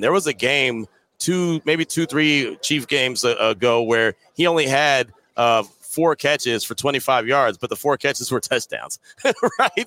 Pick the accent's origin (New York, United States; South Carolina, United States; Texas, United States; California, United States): California, United States; the Bay Area; I'm from the Bay